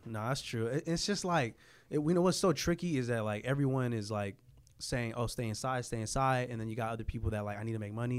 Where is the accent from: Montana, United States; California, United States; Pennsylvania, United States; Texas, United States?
California, United States; San Jose; I was from San Jose